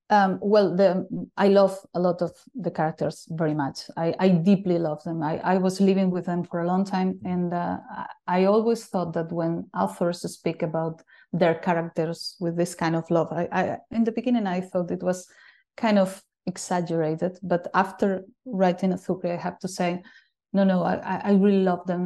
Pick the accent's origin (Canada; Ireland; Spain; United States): Spain; A Coruña, Galicia; moved away as an adult; also born or lived in Berlin; I'm living in my hometown again